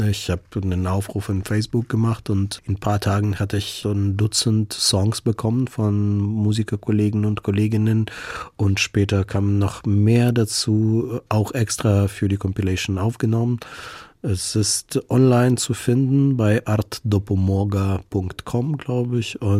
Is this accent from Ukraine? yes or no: yes; Ukraine; weil es mir wichtig ist, dass man mich als Ukrainer sieht, mhm. weil ich mich als Ukrainer bekenne.